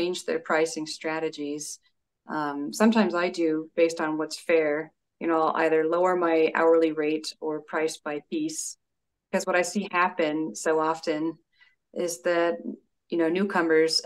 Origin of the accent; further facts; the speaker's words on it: Denver, Colorado, United States; my hometown